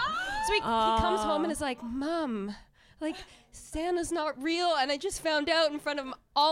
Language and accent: English; Canada; I'm from Canada.